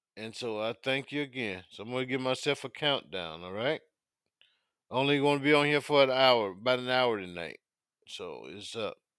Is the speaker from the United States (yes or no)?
yes; South Carolina, United States; now in Virginia, United States; leaving my adopted town of Virginia, going back to my hometown of South Carolina